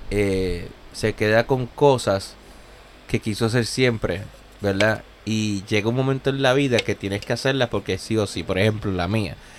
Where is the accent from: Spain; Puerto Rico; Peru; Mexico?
Puerto Rico; Gurabo; now in Corona, Queens, New York, United States; yo soy de, yo soy de Gurabo, Gurabo, Puerto Rico, el pueblo de las escaleras